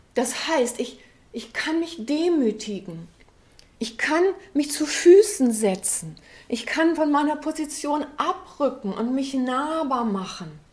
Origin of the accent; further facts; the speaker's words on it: West Germany, Germany; für uns ähm, als Westdeutsche